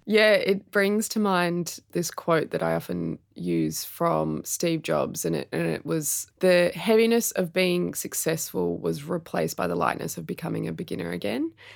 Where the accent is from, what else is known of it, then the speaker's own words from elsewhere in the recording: Sydney, New South Wales, Australia; moved away as an adult; also born or lived in Melbourne; I grew up in Sydney